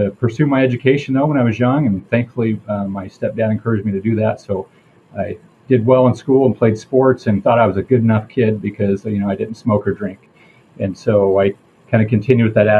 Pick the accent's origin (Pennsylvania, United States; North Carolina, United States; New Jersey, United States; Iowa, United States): Iowa, United States; southern; I grew up in southern Iowa.